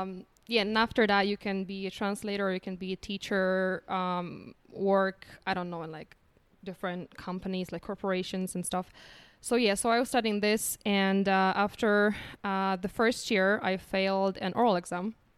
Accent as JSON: {"language": "English", "country": "Poland", "also_born_or_lived": "United States / Ireland / India", "second_language": "English", "moved": "as an adult", "lives_now": "Medellín, Colombia", "said": "I came here from Poland"}